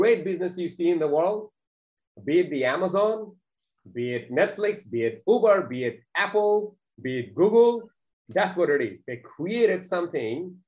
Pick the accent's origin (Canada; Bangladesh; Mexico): Bangladesh; English is a second language; now in Australia; I wasn't even born in Australia. English wasn't in my first language. I didn't even see a computer till the age of 16. I consider myself to be extremely fortunate for the ticket in life I have been given, coming from a country called Bangladesh